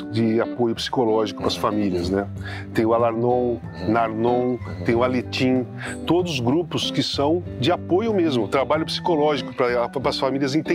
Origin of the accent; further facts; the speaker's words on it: Rio Grande do Sul, Brazil; Eu, então eu sou, eu sou do Rio Grande